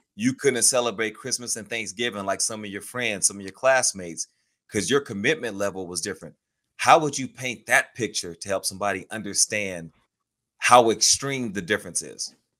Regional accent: Houston, Texas, United States; I grew up in Houston, Texas, okay. on the southwest part of the city

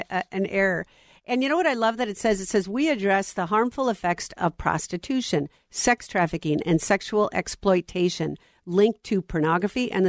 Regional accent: Minnesota, United States; here in my home state of Minnesota

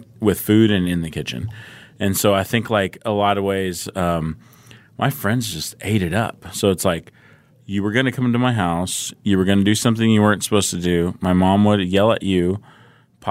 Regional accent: Southern California, United States; I grew up in Southern California

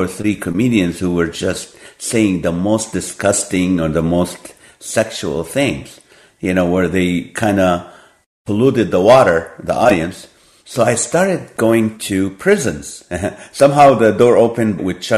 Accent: Kuwait; moved away; also born or lived in Nazareth, Israel / Hollywood; I was born in the Holy Land. I grew up in Kuwait.

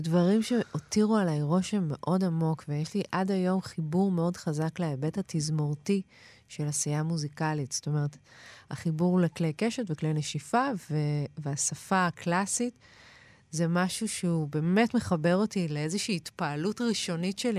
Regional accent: Ramot HaShavim, Central District, Israel; גדלתי ברמות השבים

